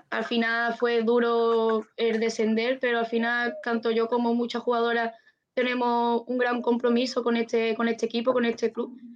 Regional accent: Málaga, Andalusia, Spain; Sí, de, Málaga. de Málaga

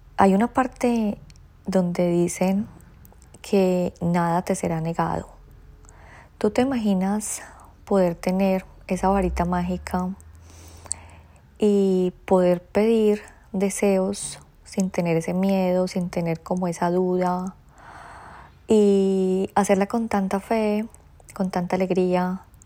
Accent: Colombia; moved away as an adult; now in Australia; hay tradiciones que aún me traigo de mi tierrita, hay tradiciones que me siguen gustando, hay otras que deseché, pero esta tradición colombiana se las quiero compartir porque incluso yo desde que llegué a Australia

